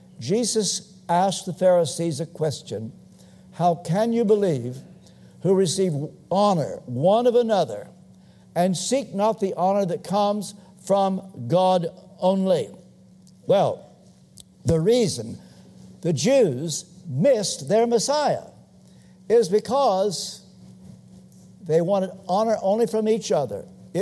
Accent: Kentucky, United States; moved away; I come from Kentucky. We're not known for a state of good breeding. We're just ordinary.

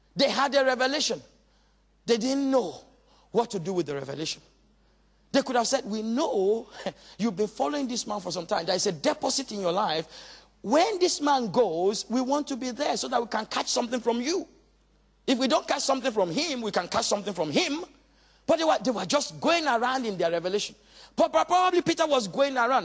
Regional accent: Nigeria; also born or lived in Walthamstow, London; now in London, United Kingdom; I come, you know, originally from Nigeria, but thank God I'm British

